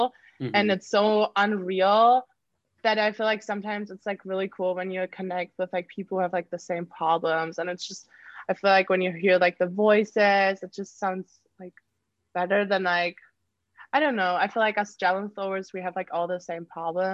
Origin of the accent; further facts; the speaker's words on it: Germany; moved away; I'm like from Germany